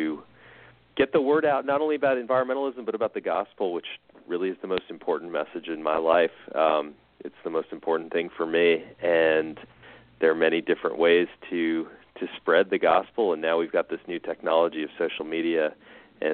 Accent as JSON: {"language": "English", "town": "New York City", "region": "New York", "country": "United States", "tie": "born or raised there", "moved": "as an adult", "lives_now": "Birmingham, United States", "said": "I grew up, I was born and raised in New York City."}